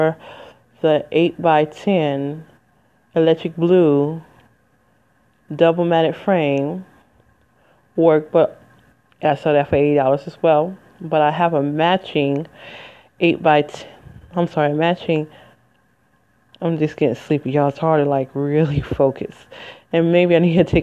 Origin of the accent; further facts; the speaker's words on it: Michigan, United States; moved away as an adult; it's in Michigan, my home state. I ain't lived in 20 years